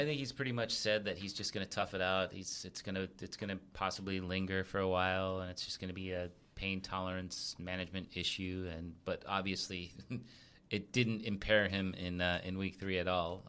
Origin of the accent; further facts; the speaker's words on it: New England, United States; I was born in New England